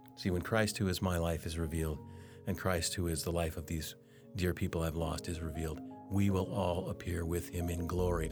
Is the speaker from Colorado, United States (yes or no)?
yes; Denver, Colorado, United States; I grew up in Denver.